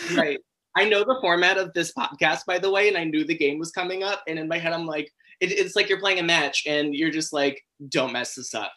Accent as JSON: {"language": "English", "country": "United States", "also_born_or_lived": "Europe", "said": "as an American."}